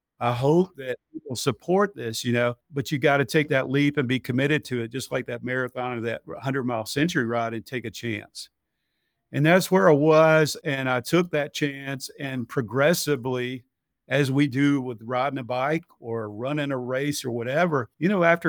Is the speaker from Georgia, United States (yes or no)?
yes; Georgia, United States; So I grew up in West Spalding County, about halfway between Griffin and Sonora. And we grew up on a small farm out in West Coweta when I was in elementary school.